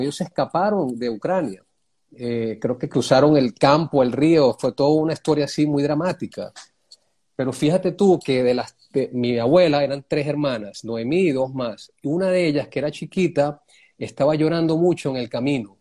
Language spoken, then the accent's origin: Spanish; Caracas, Capital District, Venezuela; moved away as an adult; also born or lived in Wisconsin, United States / California, United States; yo crecí en San Bernardino, en la Avenida Los Próceres